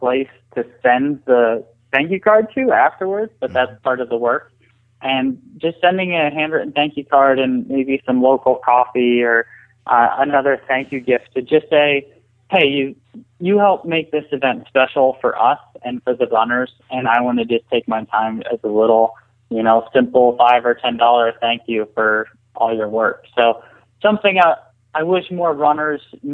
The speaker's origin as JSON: {"language": "English", "town": "Allentown", "region": "Pennsylvania", "country": "United States", "tie": "born or raised there", "said": "I grew up in Allentown. I was actually 25 minutes or 30 minutes outside of town"}